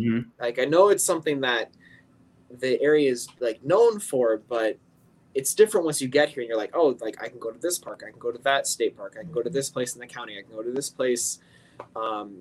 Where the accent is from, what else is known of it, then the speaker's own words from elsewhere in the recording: Northern Colorado, United States; moved away as an adult; also born or lived in New York; now in St. Louis, United States; I grew up in Colorado, Northern Colorado. Was there for 18 years and then went to New York for college.